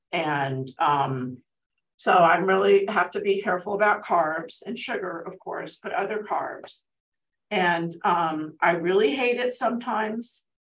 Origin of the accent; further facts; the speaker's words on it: Altadena, California, United States; also born or lived in Pasadena, United States; now in Azusa, United States; I grew up in Altadena